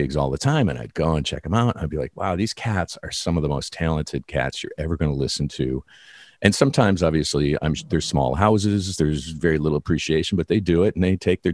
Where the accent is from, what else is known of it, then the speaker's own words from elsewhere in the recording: Detroit, Michigan, United States; moved away; I'm originally from Detroit